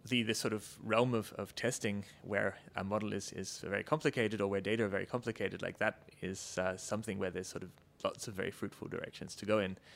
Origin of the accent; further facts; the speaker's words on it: Australia; moved away as an adult; I'm actually, uh, my accent notwithstanding, Australian originally.